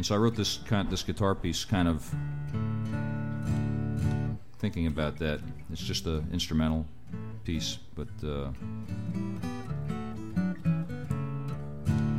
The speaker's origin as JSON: {"language": "English", "town": "New York City", "region": "New York", "country": "United States", "tie": "born or raised there", "said": "I grew up in the Bronx, New York."}